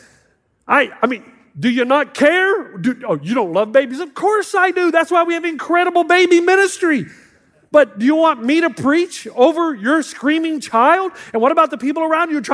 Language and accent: English; the South, United States; moved away as an adult; now in California, United States; I'm from the South. We're much more conservative